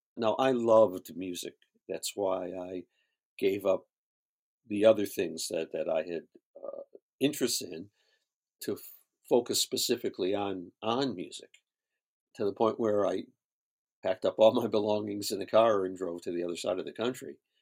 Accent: Syracuse, New York, United States; moved away as an adult; now in Los Angeles, United States; I grew up in upstate New York, Syracuse, New York

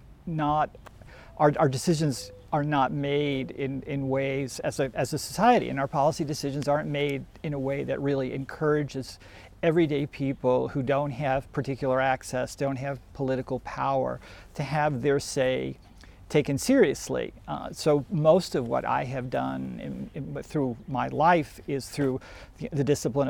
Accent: Long Island, New York, United States; I grew up on Long Island

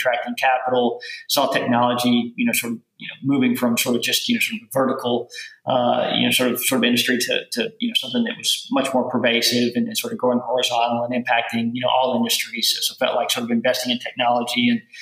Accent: rural Kentucky, United States; accent: southern; moved away as an adult; now in New York, United States; I grew up on a little farm in rural Kentucky

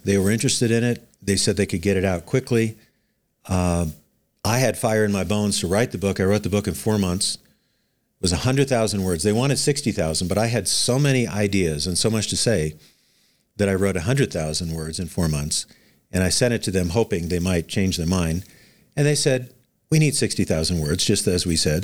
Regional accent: Anchorage, Alaska, United States; I was born in Anchorage, Ala, in Anchorage, Alaska in nineteen fifty-seven, so I am a native Alaskan

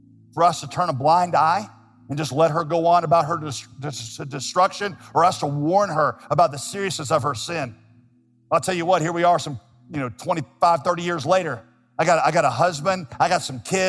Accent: Winston-Salem, North Carolina, United States; A church that I grew up in Winston-Salem

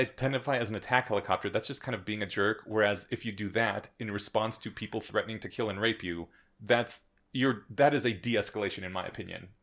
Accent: Colorado, United States; I come from Colorado. We don't pronounce our T's here.

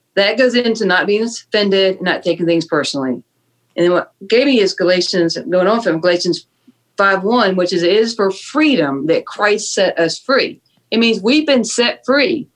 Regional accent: Fort Mill, South Carolina, United States; I grew up in Fort Mill, South Carolina

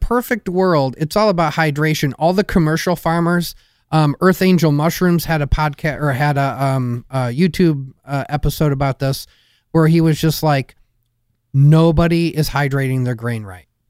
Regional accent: Michigan, United States; I grew up in Michigan

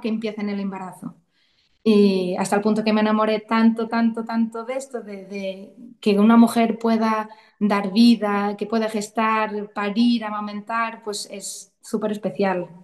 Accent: Portugal; moved away as an adult; now in Santiago de Compostela, Spain; soy portuguesa y ahora mismo vivo en Santiago de Compostela, en Galicia. Llevo ya más de 15 años aquí

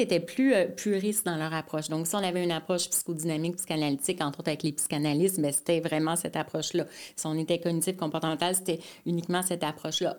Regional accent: Mascouche, Quebec, Canada; also born or lived in Montreal; now in Terrebonne, Canada; je suis née à Montréal mais euh, rapidement, vers l'âge de 3 ans, mes parents sont allés euh, sur la rive nord à Mascouche, en fait.

